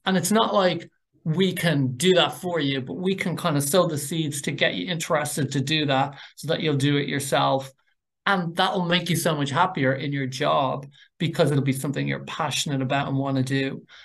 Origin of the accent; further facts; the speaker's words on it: Dublin, Leinster, Ireland; I'm from North Dublin.